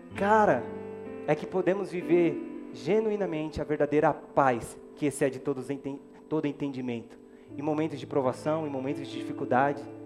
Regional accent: Brazil; eu sou brasileiro

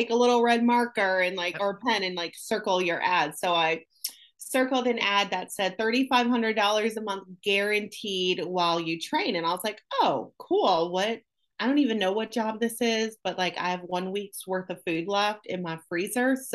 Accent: Syracuse, New York, United States; moved away as an adult; now in Jacksonville, United States; I am from Syracuse, New York, born and raised there. I moved to Jacksonville, Florida in 1999.

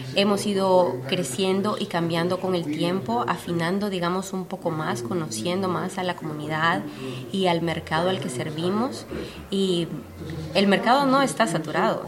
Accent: Honduras; now in United States; Yo nací, crecí en Honduras

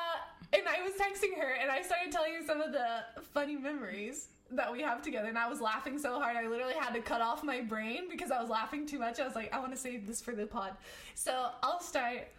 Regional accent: United States; I'm American

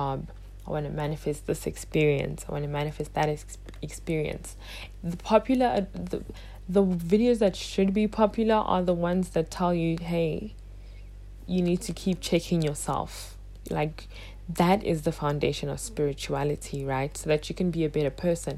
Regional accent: South Africa; I would have been side by side with Trevor Noah as another South African who made it out the country

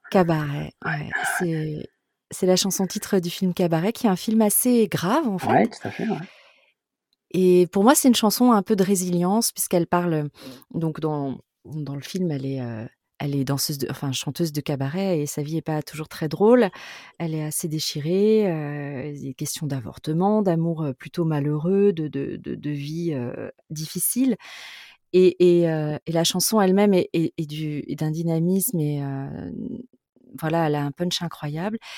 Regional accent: France; also born or lived in Toulouse / Bordeaux; je suis quand même fondamentalement plutôt océanique. Euh, je suis bordelaise et euh, ah toulousaine.

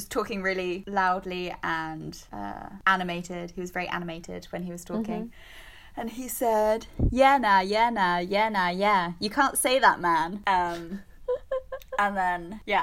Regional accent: Bexhill, South East England, United Kingdom; moved away as an adult; also born or lived in London; now in Baltimore, United States; I came from Bexhill, which is a kind of old people seaside town in the south of England, to here

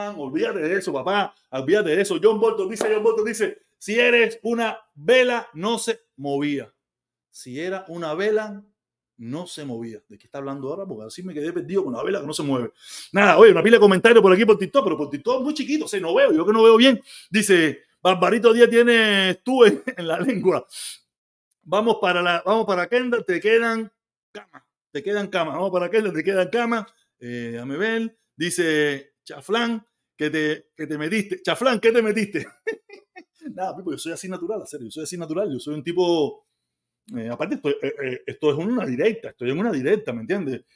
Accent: Havana, Cuba; moved away as an adult; now in Florida, United States; Yo soy habanero de pura cepa

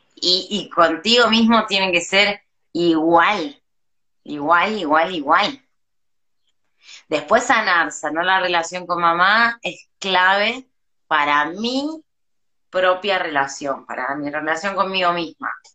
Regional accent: Argentina; moved away as an adult; now in Mexico; volví a Argentina

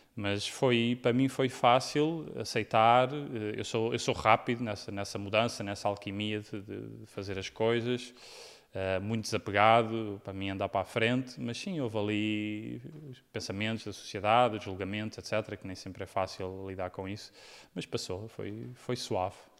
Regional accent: Portugal; moved away as an adult; also born or lived in United States; quando saí de Portugal

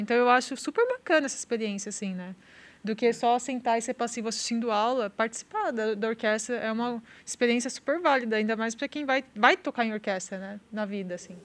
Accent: São Paulo, Brazil; moved away as an adult; now in Santa Maria, Brazil; eu sou de São Paulo, estudei em São Paulo

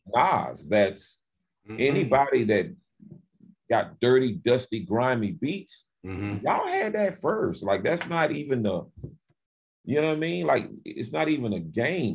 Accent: Winston-Salem, North Carolina, United States; I grew up in Winston Salem, North Carolina

